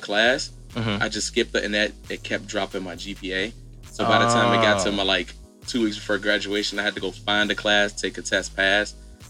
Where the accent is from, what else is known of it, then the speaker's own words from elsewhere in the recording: Cincinnati, Ohio, United States; moved away as an adult; now in Los Angeles, United States; Born and raised in Cincinnati, Ohio.